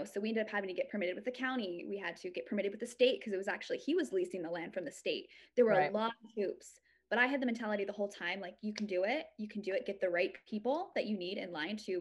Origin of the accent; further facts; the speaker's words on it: Idaho, United States; I'm from Idaho.